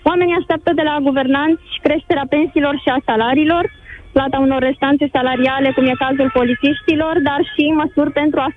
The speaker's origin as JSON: {"language": "Romanian", "region": "Bucharest", "country": "Romania", "said": "sunt din București, dar nu se mai poate sub nicio formă"}